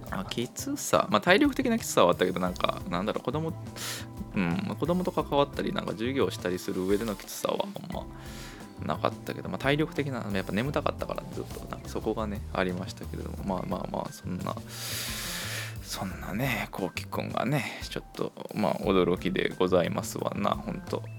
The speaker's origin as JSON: {"language": "Japanese", "region": "Kochi", "country": "Japan", "tie": "born or raised there", "said": "地元高 知県でしてね"}